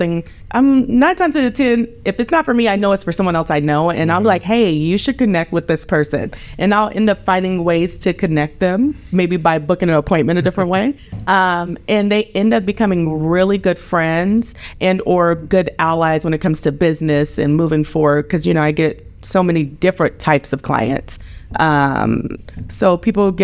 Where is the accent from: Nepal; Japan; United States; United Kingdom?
United States; Fayetteville, North Carolina; moved away; the little girl from Fayetteville, North Carolina